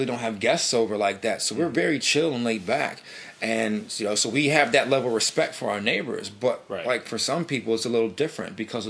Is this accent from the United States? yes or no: yes; New Britain, Connecticut, United States; also born or lived in New York City; we're born and raised in New Britain